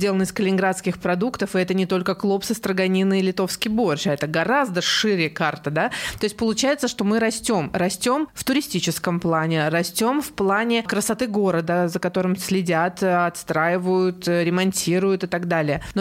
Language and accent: Russian; Kaliningrad, Kaliningrad Oblast, Russia; Я местная, местная, да. Да, а, местная. Родилась здесь, выросла здесь и как-то никуда никогда не переезжала.